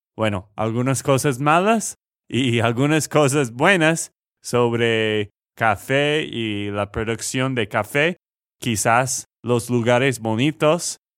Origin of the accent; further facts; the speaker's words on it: Texas, United States; de Texas, Estados Unidos